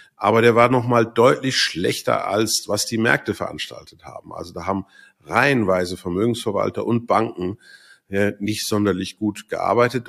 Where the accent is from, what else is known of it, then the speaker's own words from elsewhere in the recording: Switzerland; Bei uns in der Schweiz